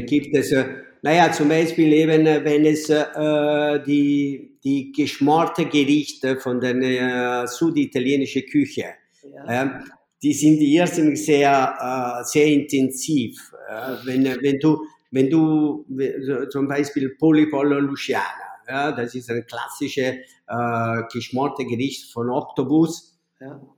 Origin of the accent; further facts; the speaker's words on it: Naples, Campania, Italy; German is a second language; moved away as an adult; now in Vienna, Austria; ich komme aus Napoli